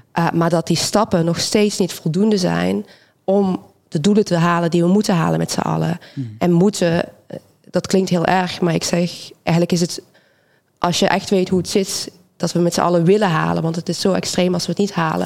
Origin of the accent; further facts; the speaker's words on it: Belgium; moved away as an adult; now in Rotterdam, Netherlands; ik kom uit België origineel. Ik ben in Nederland gekomen vanwege studie.